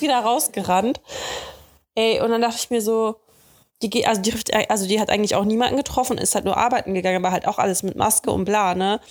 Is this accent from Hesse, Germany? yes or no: no; Dortmund, North Rhine-Westphalia, Germany; now in Cologne, Germany; in Dortmund, in meiner Heimat